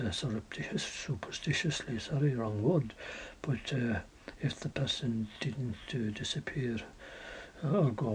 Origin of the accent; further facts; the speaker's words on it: Ireland; we're all Irish